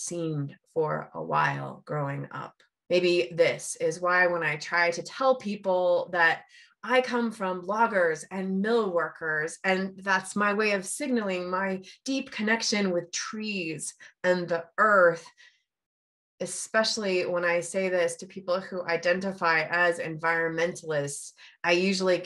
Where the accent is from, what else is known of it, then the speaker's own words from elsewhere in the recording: Port Angeles, Washington, United States; my childhood was actually spent on the other side, that is, in the boom days of the 1970s and the 1980s. There were 3 working mills in my hometown, Port Angeles's harbor